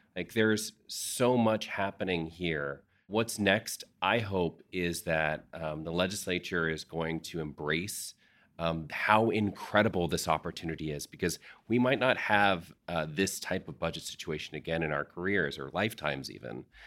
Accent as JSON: {"language": "English", "region": "Texas", "country": "United States", "said": "we are Texans first"}